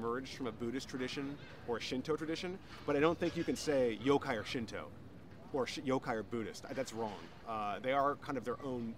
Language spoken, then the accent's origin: English; United States; moved away as an adult; now in Japan; being an American